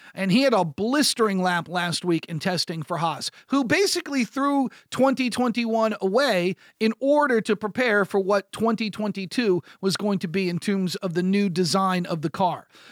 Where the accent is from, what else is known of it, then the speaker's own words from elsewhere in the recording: United States; as an American